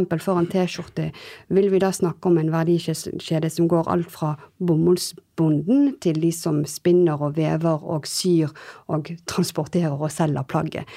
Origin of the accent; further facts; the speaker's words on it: Bergen, Vestland, Norway; also born or lived in France; now in Oslo, Norway; Jeg er halvt bergenser, halvt eh, fransk, eh, som nå bor i, bor i Oslo.